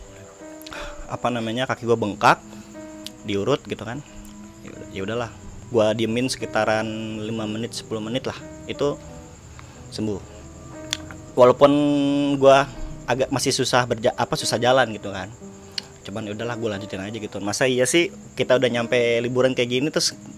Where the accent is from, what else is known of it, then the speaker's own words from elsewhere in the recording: Tangerang, Banten, Indonesia; dari Tangerang